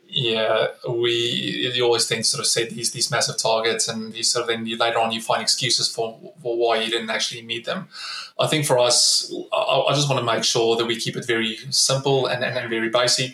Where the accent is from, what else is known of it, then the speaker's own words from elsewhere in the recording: South Africa; moved away as an adult; now in Australia; As a South African, I grew up in, in South Africa during the 90s